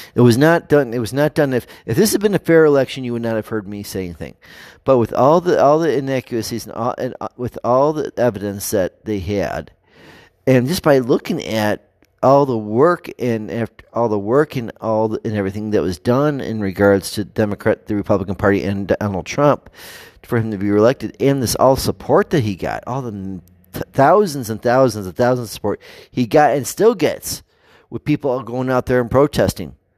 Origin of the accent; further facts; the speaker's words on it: United States; our values as American people